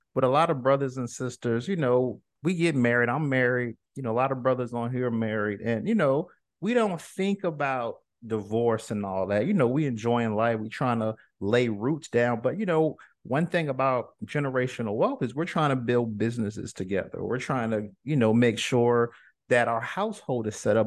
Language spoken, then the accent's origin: English; New York, United States; also born or lived in Virginia; now in Florida, United States; I'm from New York, lived in Virginia, but I've been down in Florida